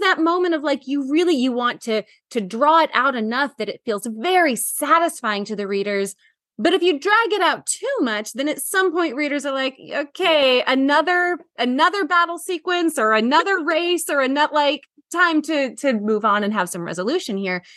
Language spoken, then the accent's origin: English; Washington, United States; my hometown of Oh. Washington